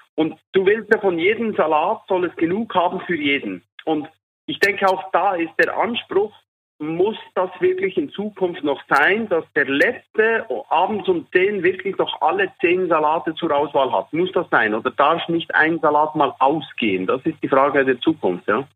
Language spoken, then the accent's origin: German; Switzerland; Bei uns in der Schweiz